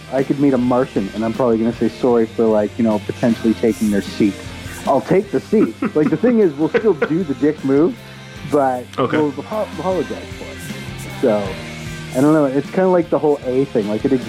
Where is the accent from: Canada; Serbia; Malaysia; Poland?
Canada; Well, I'm Canadian.